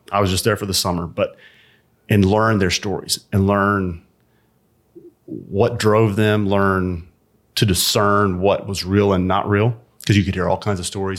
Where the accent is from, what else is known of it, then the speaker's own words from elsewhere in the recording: Birmingham, Alabama, United States; moved away; also born or lived in Atlanta; I grew up in a small suburb of Birmingham, Alabama